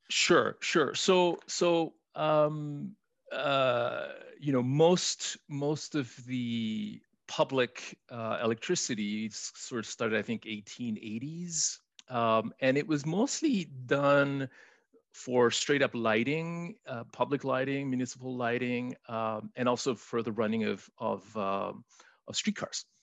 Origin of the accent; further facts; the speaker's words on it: Chile; first language Spanish; English is a second language; now in Canada; I was born in Chile, so I'm a newcomer to Canada. My first language is Spanish